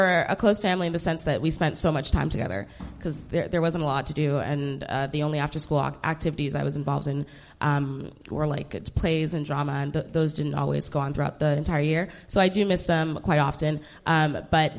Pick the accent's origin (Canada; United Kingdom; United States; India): Canada; Brampton, Ontario; moved away as an adult; also born or lived in Nigeria; now in Toronto, Canada; I live in Toronto, but I was raised in Brampton.